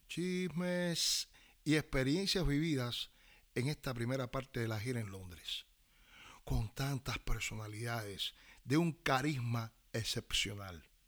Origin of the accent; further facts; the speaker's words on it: Cuba; Soy un cantante cubano y un enamorado, enamorado, enamorado de la historia musical de mi país.